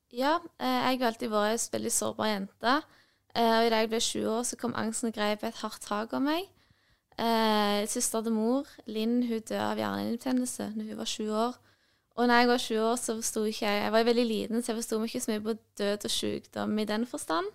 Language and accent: Norwegian; Nærbø, Rogaland, Norway; jeg kommer fra Nærbø, Jæren